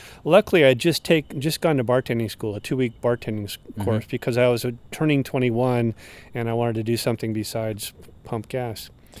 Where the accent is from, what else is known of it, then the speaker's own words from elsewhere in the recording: Oregon, United States; moved away; growing up in Oregon, I had never met or never knowingly met a gay person